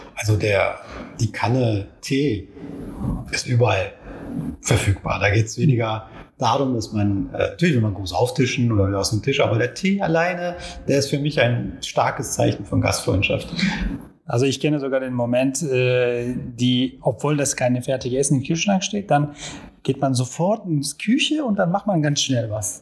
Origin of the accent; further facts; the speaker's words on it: Istanbul, Turkey; German is a second language; moved away as an adult; now in Germany; ich bin in Istanbul geboren, da auch erwachsen worden und mehr als zehn Jahren bin ich hier in Deutschland.